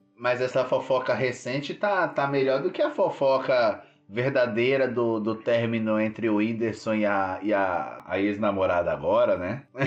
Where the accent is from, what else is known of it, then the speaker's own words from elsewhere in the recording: São Paulo, Brazil; eu sou da região do Grajaú